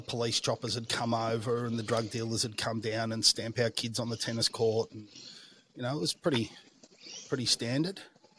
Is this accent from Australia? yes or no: yes; Melbourne, Victoria, Australia; so I grew up in a suburban area. I would say that broadly speaking, it was like a standard middle classish type area.